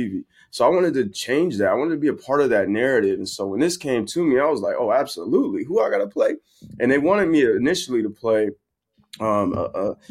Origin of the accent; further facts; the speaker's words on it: San Bernardino, California, United States; San Bernardino is where I'm from, which is, you know, right near L.A.